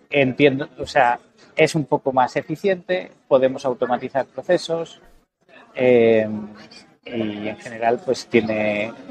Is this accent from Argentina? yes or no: no; Mexico; Y es una realidad que yo conozco, por, como mexicano, pues mi familia tiene una finca de café